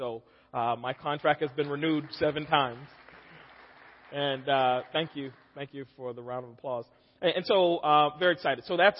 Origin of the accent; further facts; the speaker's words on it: Charleston, South Carolina, United States; I'm from Charleston, South Carolina. My wife and I are both from that same area.